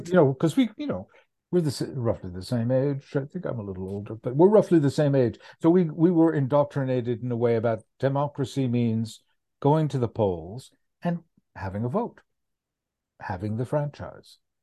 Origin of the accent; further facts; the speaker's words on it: United States; As an American